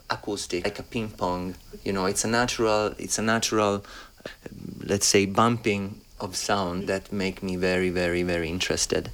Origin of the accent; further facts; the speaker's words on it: Rome, Lazio, Italy; also born or lived in Berlin, Germany; I've been like growing up in Rome, which is beautiful by itself